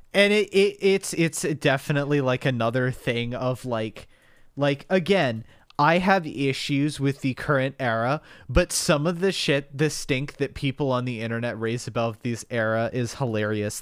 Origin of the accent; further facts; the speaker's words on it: United States; we're American